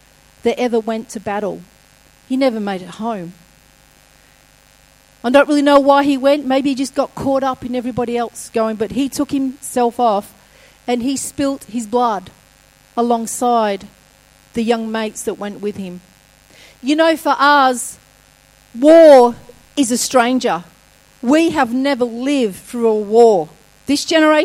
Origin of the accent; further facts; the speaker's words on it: England, United Kingdom; moved away; as a kid, I grew up in England